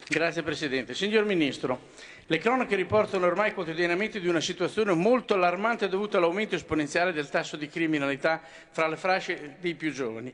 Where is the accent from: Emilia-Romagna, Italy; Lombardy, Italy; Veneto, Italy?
Emilia-Romagna, Italy; Romagna Riviera; della Riviera Romagnola, della mia terra